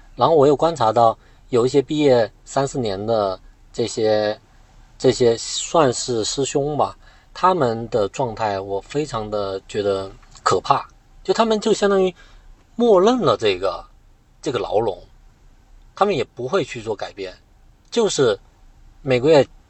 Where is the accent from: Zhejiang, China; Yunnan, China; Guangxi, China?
Guangxi, China; moved away as an adult; also born or lived in Beijing; 我广西人